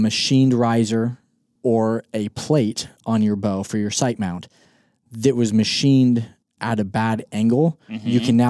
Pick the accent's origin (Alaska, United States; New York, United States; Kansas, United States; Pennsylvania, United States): Kansas, United States; I've never hunted my home state of Kansas with a 5 mile an hour wind.